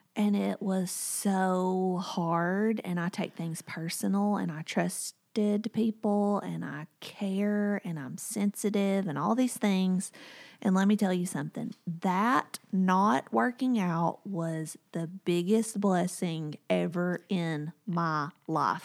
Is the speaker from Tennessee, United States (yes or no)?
yes; Whitwell, Tennessee, United States; moved away; My hometown is Whitwell, Tennessee, and it's about an hour and a half from here